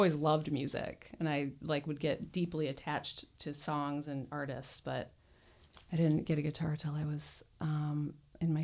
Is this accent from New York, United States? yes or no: no; Pinckney, Michigan, United States; also born or lived in Garden City, Michigan / Ann Arbor/Ypsilanti; I was born in Garden City on the over on the east side, but did most of my growing up in Pinckney, small town